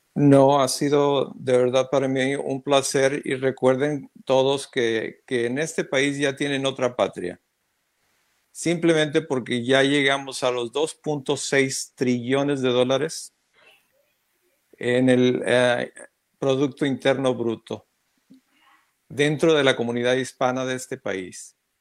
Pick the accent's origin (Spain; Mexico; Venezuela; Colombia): Mexico; now in United States; como mexicano